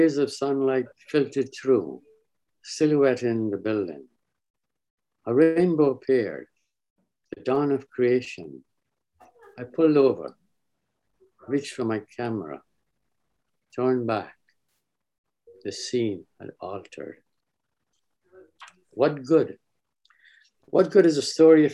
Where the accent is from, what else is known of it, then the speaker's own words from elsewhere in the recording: Guyana; Growing up in British Guyana, a child reluctant to go to school, hoping it would rain so hard